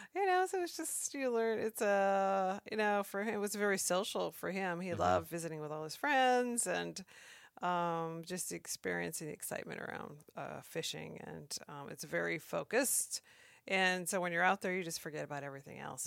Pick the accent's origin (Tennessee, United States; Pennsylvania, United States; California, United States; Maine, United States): Maine, United States; moved away as an adult; now in Alaska, United States; I grew up in Maine and moved to Alaska right out of college